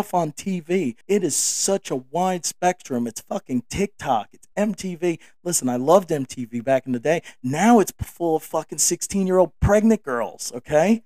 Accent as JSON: {"language": "English", "region": "the North", "country": "United States", "tie": "born or raised there", "said": "I grew up in the North."}